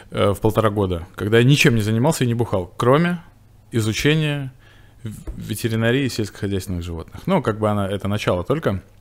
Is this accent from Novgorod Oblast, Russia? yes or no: yes; Veliky Novgorod, Novgorod Oblast, Russia; moved away as an adult; also born or lived in Bashkortostan; Я приехал господин Великий Новгород. Это моя моя малая родина, как бы мой дом где я родился и жил, в общем-то, в деревне Барки.